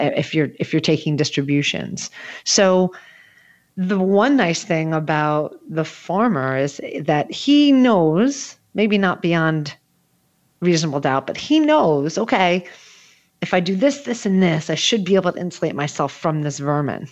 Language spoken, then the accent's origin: English; New Jersey, United States; Again, I'm from New Jersey.